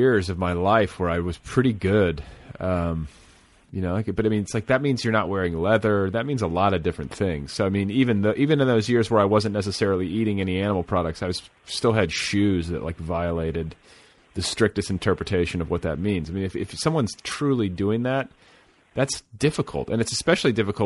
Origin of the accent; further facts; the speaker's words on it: Midwest, United States; moved away; I grew up in the Midwest